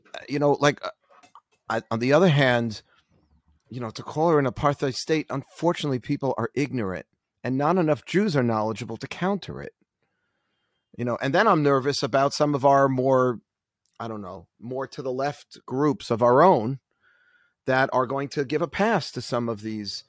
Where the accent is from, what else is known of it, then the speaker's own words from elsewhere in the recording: New York City, New York, United States; I'm from Queens originally